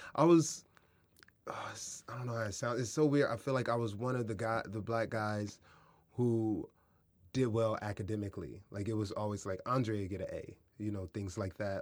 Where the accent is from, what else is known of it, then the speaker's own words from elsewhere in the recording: Kansas City, Missouri, United States; moved away; also born or lived in San Diego, California; I grew up in Kansas City and San Diego